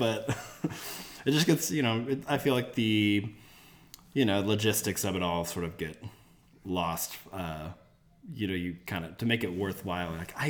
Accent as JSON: {"language": "English", "region": "Arkansas", "country": "United States", "tie": "born or raised there", "moved": "as an adult", "said": "I grew up in Arkansas and like leaving."}